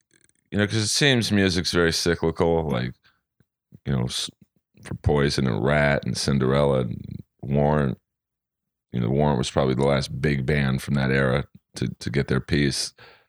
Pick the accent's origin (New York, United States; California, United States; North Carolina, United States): California, United States; Los Angeles; But so growing up in Bel Air, I would go to parties in Hollywood, and I'd have to take the Sunset Strip.